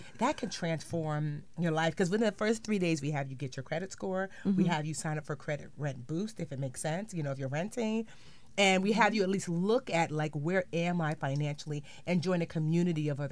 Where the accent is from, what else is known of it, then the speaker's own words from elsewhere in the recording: United States; I am Nigerian. I was born here in the United States